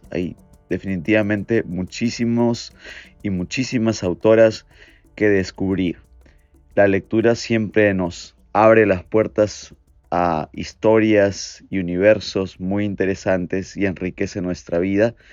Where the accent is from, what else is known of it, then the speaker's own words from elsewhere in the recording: Peru; now in New York, United States; soy peruano, dirijo en Nueva York la revista literaria Los Bárbaros